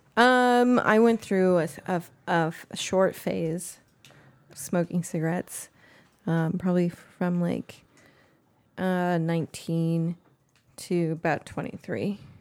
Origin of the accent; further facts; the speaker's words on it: East San Francisco Bay Area, California, United States; I grew up, uh, in the East San Francisco Bay Area.